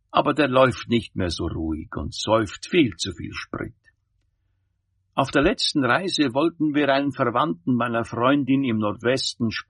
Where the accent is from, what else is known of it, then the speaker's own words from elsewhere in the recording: Zurich, Switzerland; born there; Ich bin Schweizer. Natürlich kehre ich immer wieder in meine Heimat zurück. Ich bin im Limmattal geboren und habe Christbäume in Weiningen und Bonstetten.